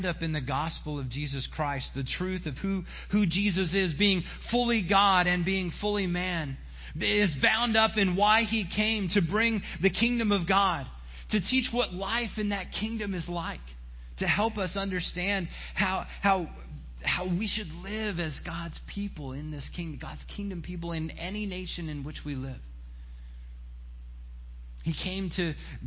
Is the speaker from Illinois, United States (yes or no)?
no; Silver Spring, Maryland, United States; when I was in youth group growing up in Silver Spring